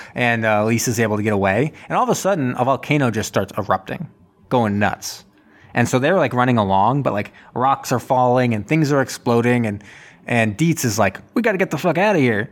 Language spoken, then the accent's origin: English; Martha's Vineyard, Massachusetts, United States; in my hometown